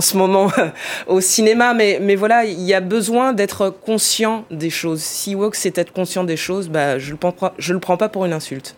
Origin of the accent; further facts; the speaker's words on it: Bordeaux, Nouvelle-Aquitaine, France; je viens de Bordeaux